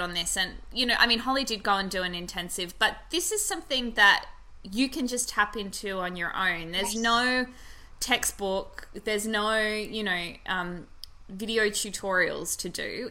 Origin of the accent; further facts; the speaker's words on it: Australia; being Australian